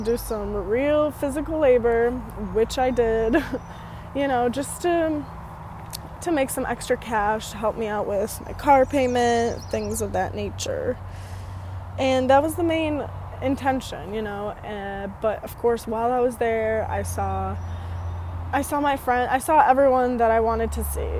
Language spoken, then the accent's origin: English; United States; moved away as an adult; also born or lived in Romania; I was also raised in America in this one town city from the age of like 6 to 20